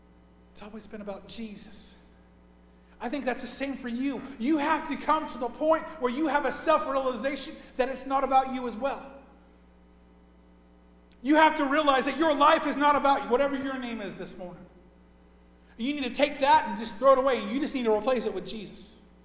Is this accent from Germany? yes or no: no; Scotland, United Kingdom; Because you don't realize that I'm Scottish. And if I'm Scottish, I have a temper like crazy